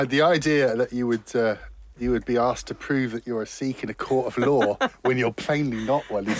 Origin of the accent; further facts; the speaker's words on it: United States; I'm American.